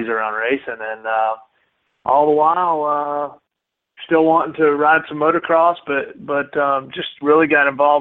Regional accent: Marietta, Georgia, United States; born or raised there; also born or lived in Athens, Georgia

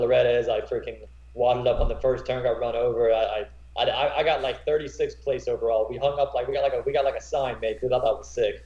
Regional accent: Graham, North Carolina, United States; also born or lived in Florida / Elon, North Carolina; I grew up in Graham, North Carolina. Went to school and everything.

